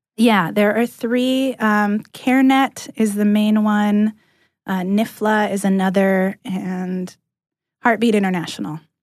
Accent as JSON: {"language": "English", "region": "California", "country": "United States", "moved": "as an adult", "lives_now": "Atlanta, United States", "said": "I'm from California originally"}